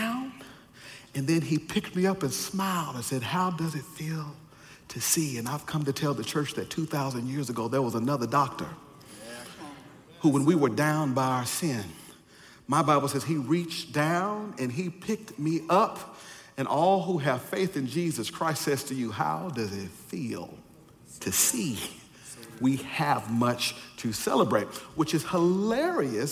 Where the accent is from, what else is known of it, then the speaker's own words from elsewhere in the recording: the South, United States; I'm from the South and they had old fundamentalists there